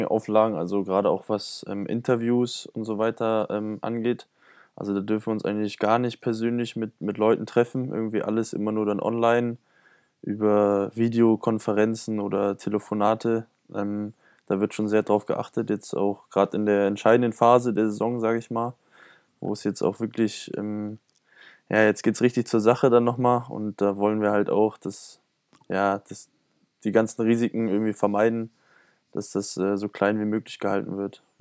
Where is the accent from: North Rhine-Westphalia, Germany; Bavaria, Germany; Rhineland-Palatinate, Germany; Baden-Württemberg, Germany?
Bavaria, Germany; Fürth; also ich komme aus Fürth und äh, meine Eltern wohnen aber ziemlich weit im Norden, also schon fast in Hamburg.